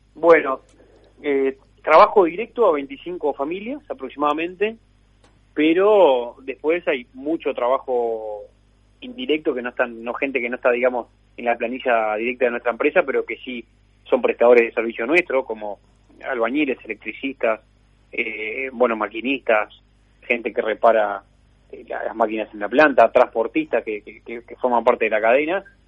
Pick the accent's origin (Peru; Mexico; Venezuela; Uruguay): Uruguay; como muchos del Uruguay somos hijos de, inmigrantes de Europa